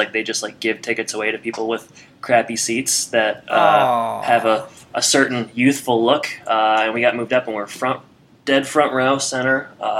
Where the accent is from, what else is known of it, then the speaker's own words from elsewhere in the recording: Chicago suburbs, Illinois, United States; Yeah, am I from around here? Yeah, I am. I'm from around here.